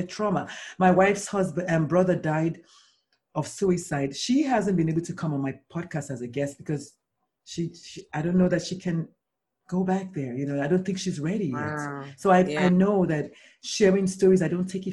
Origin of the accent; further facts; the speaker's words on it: Nigeria; I'm Nigerian